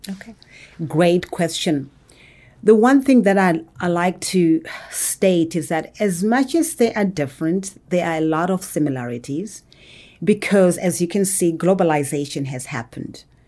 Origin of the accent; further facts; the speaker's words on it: Zimbabwe; now in Atlanta, United States; I was actually born and raised in Zimbabwe.